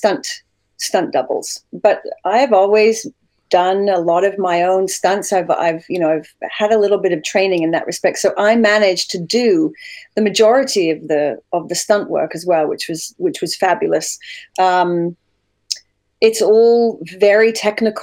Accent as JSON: {"language": "English", "town": "Sittingbourne", "region": "South East England", "country": "United Kingdom", "tie": "born or raised there", "accent": "hybrid Canadian-British", "moved": "as an adult", "lives_now": "Canada", "said": "I was raised in Sittingbourne, which is like, I believe it's one or two train stops from Raynham"}